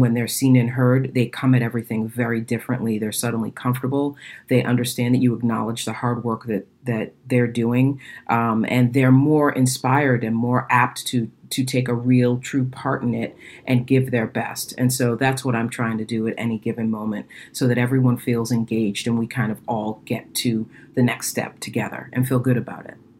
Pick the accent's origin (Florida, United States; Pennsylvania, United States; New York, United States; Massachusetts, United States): Massachusetts, United States; Boston; I'm from Boston